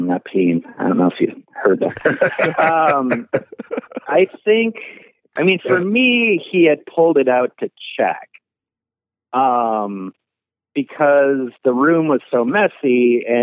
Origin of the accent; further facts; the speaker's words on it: Midwest, United States; accent: Midwest; my Midwest accent